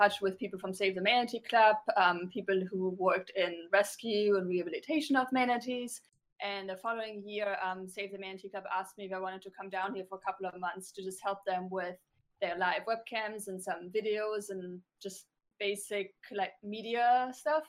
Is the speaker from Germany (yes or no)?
yes; Germany; moved away as an adult; also born or lived in New York; I grew up in Germany, but moved to New York a while ago, and went to school there and started working in TV